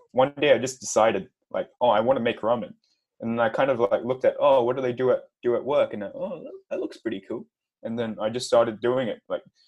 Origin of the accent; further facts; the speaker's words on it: Perth, Western Australia, Australia; also born or lived in Hong Kong; All right. So … I live in Perth, Australia. I've been here since I was about 4 years old. I'm originally from Hong Kong. My family's from Hong Kong